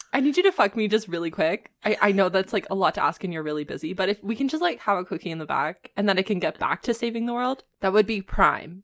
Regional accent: Canada; being Canadian

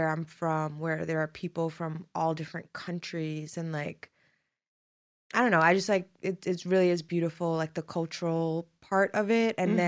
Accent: New York City, New York, United States; moved away as an adult; spending time in my hometown of Brooklyn, Flatbush specifically.

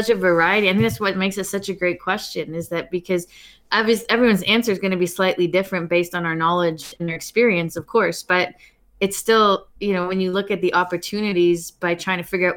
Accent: Canada; also born or lived in Ireland; I grew up in Canada

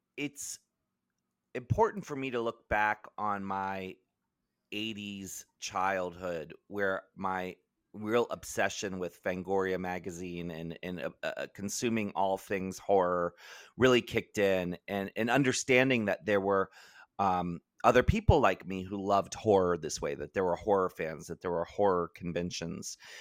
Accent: Maryland, United States; I grew up in Maryland

